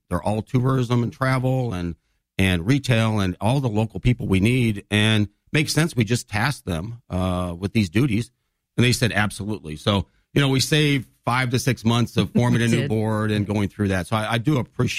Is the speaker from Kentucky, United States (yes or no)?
no; Galesburg, Illinois, United States; moved away as an adult; also born or lived in Monmouth, Illinois / Alexis, Illinois / Kansas City; now in Springfield, United States; I grew up in the Galesburg area. Graduated from Alexis High School.